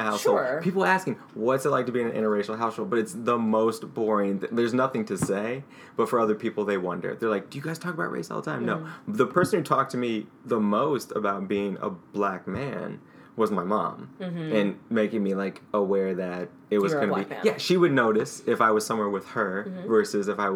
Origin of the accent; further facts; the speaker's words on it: St. Louis, Missouri, United States; growing up in North County, St. Louis, it was always questions from my black friends, like, why do you talk white?